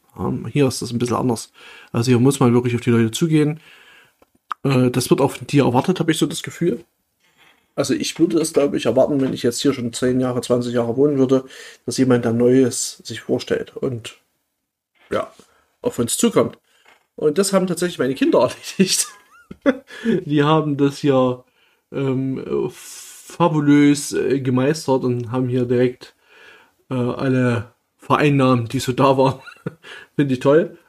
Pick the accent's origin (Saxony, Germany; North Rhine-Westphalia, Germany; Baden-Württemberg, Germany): Saxony, Germany; moved away; dass ich ursprünglich hier aus der Nähe komme